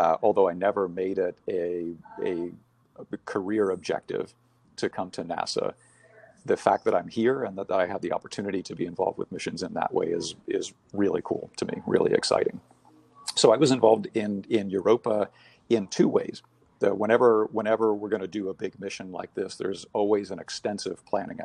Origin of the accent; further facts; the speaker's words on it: Bahamas; moved away; I was born and raised in the Bahamas.